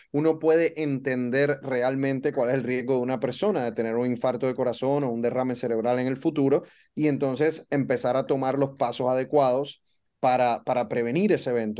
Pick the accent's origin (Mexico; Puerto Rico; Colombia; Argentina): Puerto Rico; moved away as an adult; also born or lived in Dallas, United States / Baltimore, United States; now in Miami, United States; soy boricua, soy de Puerto Rico, crecí en Puerto Rico